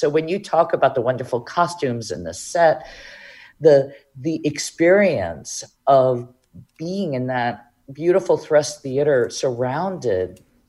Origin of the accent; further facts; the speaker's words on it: Mexico City, Mexico; English is a second language; now in Hartford, United States; I'm originally from Mexico City.